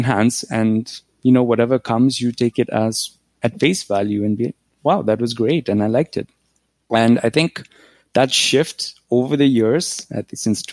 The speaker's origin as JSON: {"language": "English", "region": "Nairobi", "country": "Kenya", "tie": "born or raised there", "moved": "as an adult", "lives_now": "Canada", "said": "when I grew up in Nairobi, we didn't have a phone"}